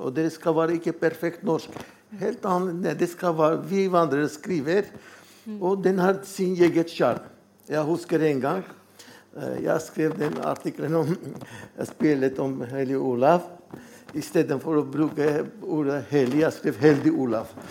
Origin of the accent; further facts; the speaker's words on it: Armenia; Norwegian is a second language; moved away as an adult; now in Norway; jeg er armener. Og det var tre år i Norge